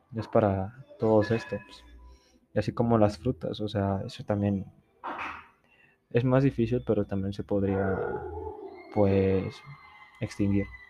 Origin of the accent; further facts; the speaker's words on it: Poza Rica, Veracruz, Mexico; now in Puebla, Mexico; Soy de Poza Rica, Veracruz, y estudio en Puebla